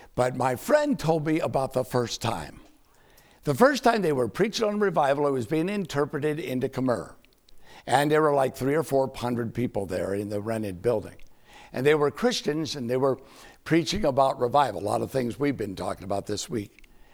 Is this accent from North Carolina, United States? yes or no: yes; Winston-Salem, North Carolina, United States; my hometown, Winston-Salem, North Carolina